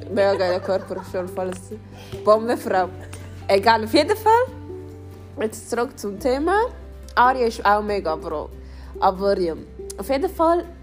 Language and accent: German; Switzerland; Ich bin ursprünglich, also ich bin hier in der Schweiz aufgewachsen. Ich habe auch einen Schweizer Pass.